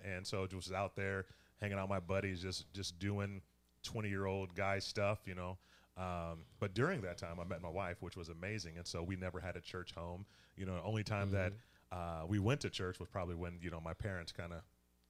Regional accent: Toledo, Ohio, United States; also born or lived in Columbus / Cincinnati; And so, ironically, when we moved to my hometown of Toledo, since I'm from Ohio, so I'm just a transplant here, so don't hold that against me.

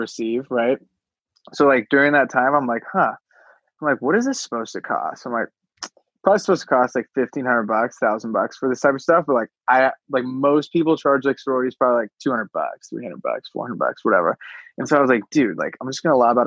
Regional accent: Los Alamitos, California, United States; also born or lived in Oregon; I grew up in like the suburbs, like totally normal, like California, like suburbs, like 30 minutes from LA, like 15 minutes from the beach

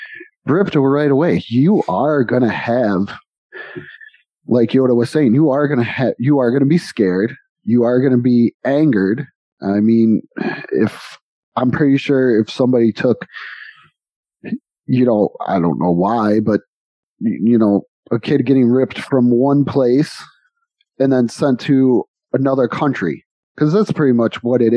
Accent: New York, United States; now in Texas, United States; We're from New York, from a city, many houses, many buildings, right by Buffalo, so many tall buildings. And then we come to Texas on the outside of a city where it's houses, then ranches.

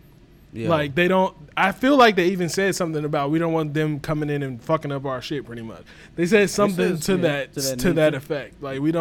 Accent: United States; Our long ass lineage goes back to Africa, nigga. But I'm from fucking America. Legit. I've never been to Africa day in my life.

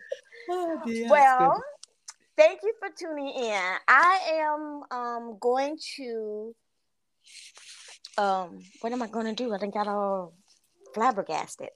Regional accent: Florida, United States; I'm from Florida

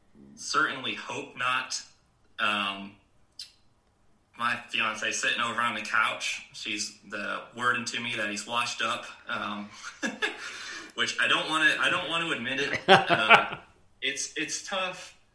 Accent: New York, United States; moved away; also born or lived in South Carolina / North Carolina / Georgia; I grew up in New York

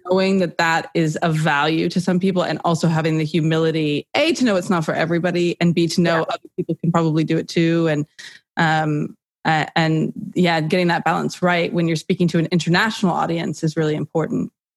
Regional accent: California, United States; accent: American; moved away as an adult; also born or lived in New York City, United States; now in United Kingdom; American, as you can tell from the accent. I grew up in California

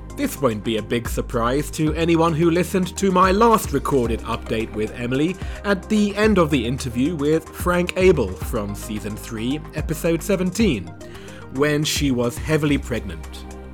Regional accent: United Kingdom; moved away as an adult; now in China; being back in my home country of the U K for the first time in four years

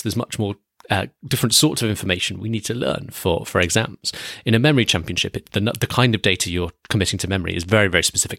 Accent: United Kingdom; I'm British.

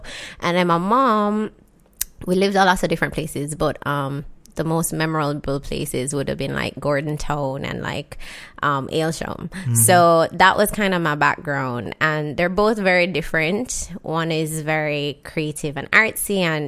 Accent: Jamaica; Growing up in Jamaica, so my parents are separated, right? So I have like 2 different lives growing up from when I was a kid. First, like I used to live with my dad and he lived in Mountain View area.

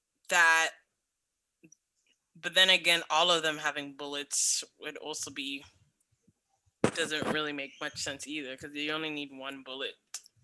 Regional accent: Canada; I'm Canadian

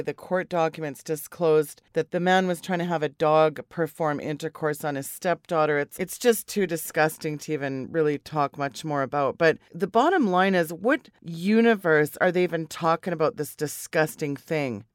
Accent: Canada; me as a Canadian

